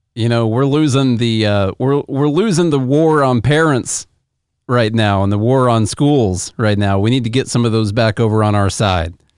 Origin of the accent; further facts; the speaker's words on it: Illinois, United States; we're from Illinois